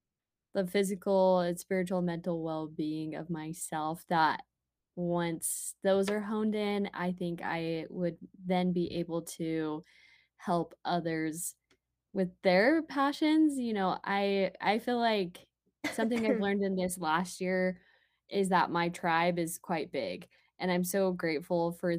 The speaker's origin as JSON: {"language": "English", "town": "Murray", "region": "Utah", "country": "United States", "moved": "yes", "said": "Well, I'm from Utah originally. I'm from Murray"}